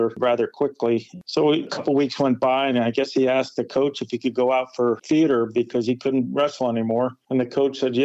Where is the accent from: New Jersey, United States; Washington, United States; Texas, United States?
New Jersey, United States; Montvale; I grew up in a small town of Montvale, New Jersey